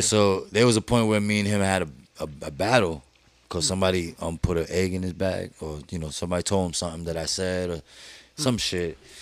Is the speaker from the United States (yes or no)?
yes; New York City, New York, United States; also born or lived in Manhattan; I was born in Manhattan actually, but uh, raised in Brooklyn